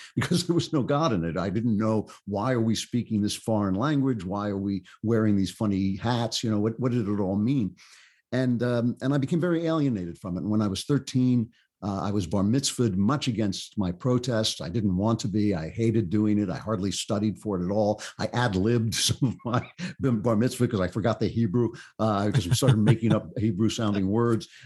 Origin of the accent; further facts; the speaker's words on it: United States; I grew up in a, a suburban, you know, kinda classic fifties, sixties, uh, suburb